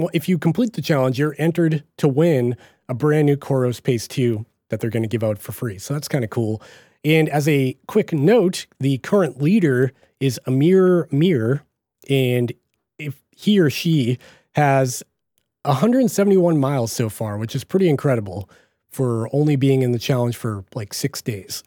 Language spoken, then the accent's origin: English; Boston, Massachusetts, United States; accent: Boston; my Boston accent